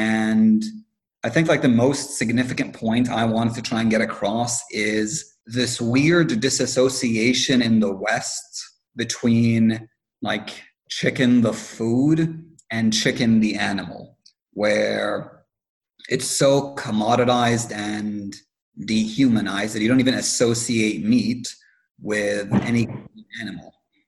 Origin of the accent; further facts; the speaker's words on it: Lebanon; One of the downsides of growing up in Lebanon during the summer is that, well, you were mentioning your grandfather.